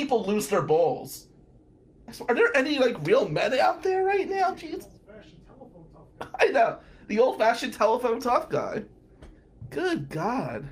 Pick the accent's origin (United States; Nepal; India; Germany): United States; New Jersey; accent: Jersey; my bald Jersey-speaking ass